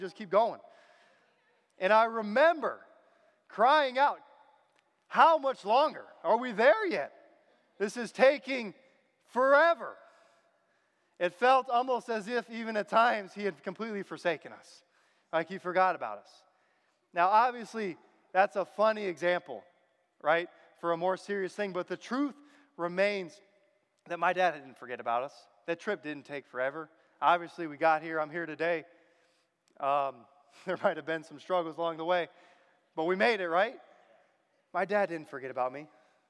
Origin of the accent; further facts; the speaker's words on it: Michigan, United States; born there; also born or lived in Virginia; And I was born in Michigan. I lived a lot of my life in Virginia, but I have a lot of family here.